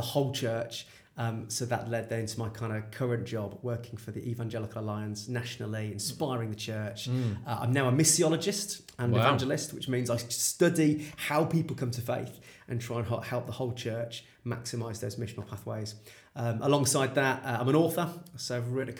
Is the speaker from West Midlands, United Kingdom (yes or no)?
yes; Birmingham, West Midlands, United Kingdom; So I feel a great deep sense of pride as a Brummie